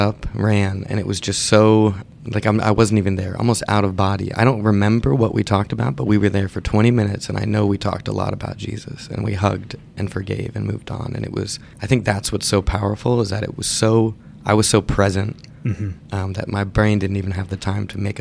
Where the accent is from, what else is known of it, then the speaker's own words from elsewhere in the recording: New York, United States; moved away as an adult; now in Atlanta, United States; I'm from New York City, so. Well, not actually from New York City, but from New York